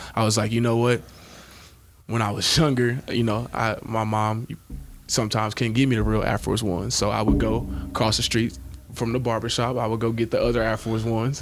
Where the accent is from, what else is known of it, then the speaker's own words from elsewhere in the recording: Shreveport, Louisiana, United States; now in Nebraska, United States; I'm originally from Shreveport, Louisiana